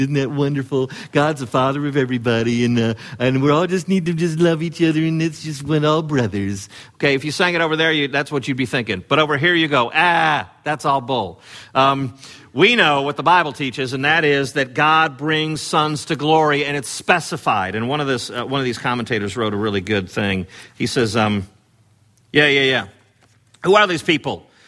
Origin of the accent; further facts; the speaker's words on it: Chicago, Illinois, United States; in sixth grade, uh, growing up in the Chicago area